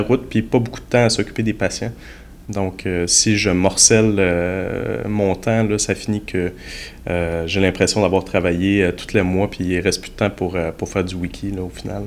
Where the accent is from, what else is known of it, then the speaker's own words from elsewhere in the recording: Quebec City, Quebec, Canada; j'étais au Cégep Sainte-Foy, donc je viens de Québec